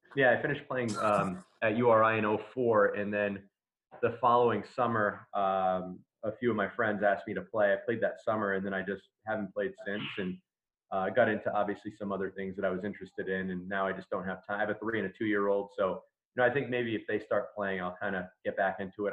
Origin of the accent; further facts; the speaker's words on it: Smithfield, Rhode Island, United States; I'm a lifelong Rhode Islander. I, I grew up in Smithfield. Um, we moved there when I was like four, so I consider that my my hometown.